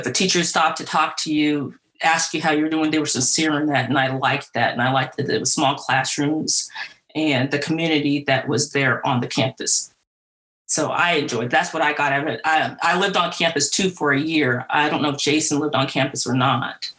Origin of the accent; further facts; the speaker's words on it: Atascadero, California, United States; moved away; also born or lived in Missouri; I'm from Atascadero, California